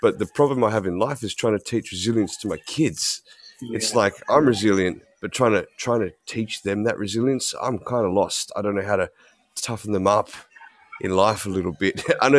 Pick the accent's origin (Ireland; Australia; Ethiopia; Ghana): Australia; I am from Australia.